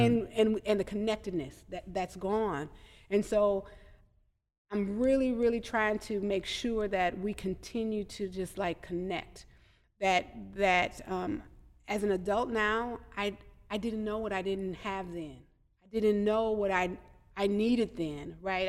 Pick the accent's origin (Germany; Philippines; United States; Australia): United States; Madison, Wisconsin; I grew up in Madison, and I had a village